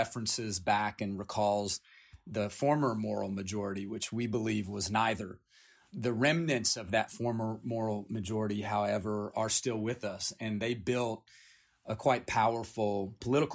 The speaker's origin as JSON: {"language": "English", "region": "Appalachia", "country": "United States", "tie": "born or raised there", "said": "I grew up in Appalachia. I come from 9 generations in Appalachia"}